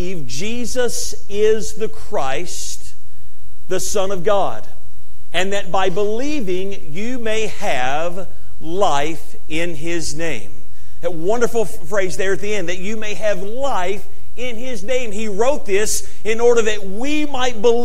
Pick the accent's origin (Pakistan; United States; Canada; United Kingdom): United States; Tennessee; now in Kentucky, United States; I grew up in Tennessee and I live in Kentucky